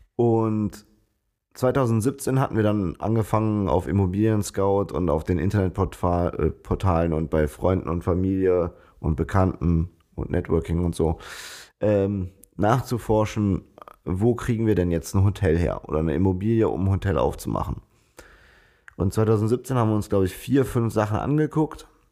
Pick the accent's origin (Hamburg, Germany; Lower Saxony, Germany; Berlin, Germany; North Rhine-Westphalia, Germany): North Rhine-Westphalia, Germany; Bonn; Wir sind beide Bonner, hier geboren, äh, aufgewachsen, zur Schule gegangen